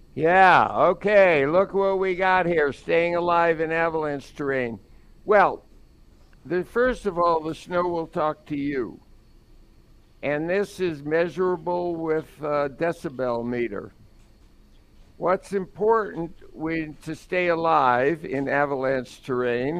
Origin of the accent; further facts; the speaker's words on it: New York City, New York, United States; We grew up in Brooklyn